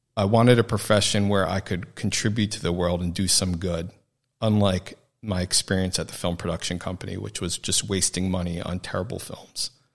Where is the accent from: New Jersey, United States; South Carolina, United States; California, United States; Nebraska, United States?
New Jersey, United States; moved away; also born or lived in New York; I'm from New Jersey originally